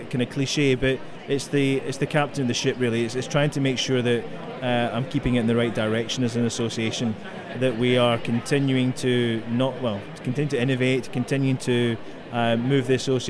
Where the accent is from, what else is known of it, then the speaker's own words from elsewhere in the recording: Glasgow, Scotland, United Kingdom; I come from that well-known Latin American destination, Glasgow, in Scotland